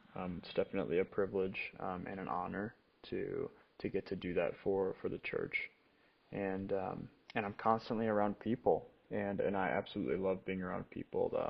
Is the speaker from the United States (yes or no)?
yes; Rockford, Illinois, United States; moved away as an adult; now in Kalamazoo, United States; I grew up in Rockford, Illinois, which is 50 minutes